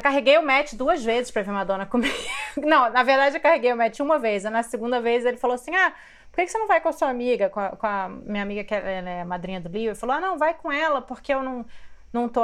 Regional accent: Rio de Janeiro, Brazil; Eu também sou do Rio

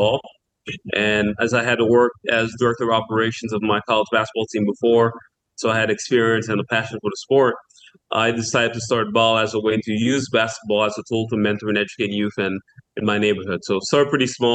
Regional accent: Port-au-Prince, Ouest, Haiti; by the time I was born in the 80s, it was really becoming a working-class neighborhood

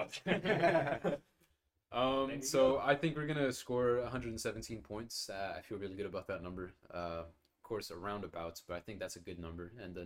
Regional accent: Texas, United States; we're from Texas

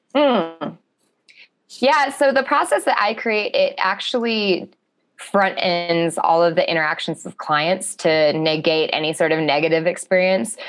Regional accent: Alaska, United States; I'm from Alaska

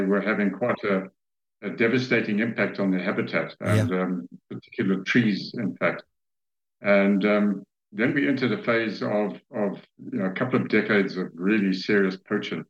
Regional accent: Zambia; I was born and raised in Zambia, I've spent most of my life here.

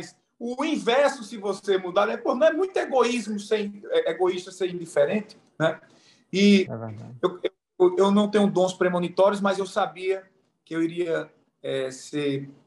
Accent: Pernambuco, Brazil; eu sou pernambucano, se deu para notar o sotaque aí, né?

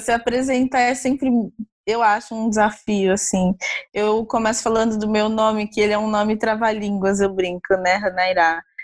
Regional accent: Osasco, São Paulo, Brazil; Eu sou nascida, eu nasci no centro de São Paulo, mas eu morei em Osasco, fui criada em Osasco, na Grande São Paulo

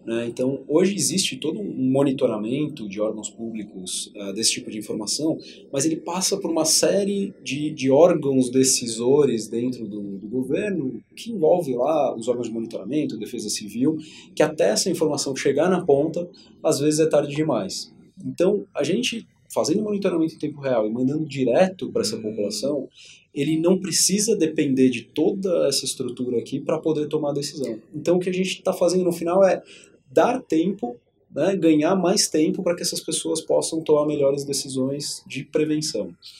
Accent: São Paulo, Brazil; nasci aqui em São Paulo, cresci numa família super tradicional

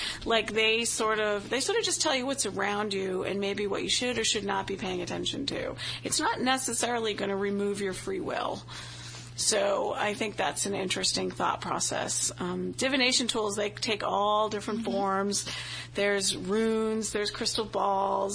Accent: Boston, Massachusetts, United States; accent: Boston; moved away as an adult; I have a horrific Boston accent, especially when I get tired or around any of my family members

